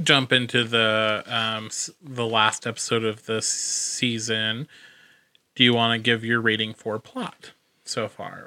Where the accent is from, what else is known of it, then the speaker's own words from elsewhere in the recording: United States; I'm the ignorant American in this situation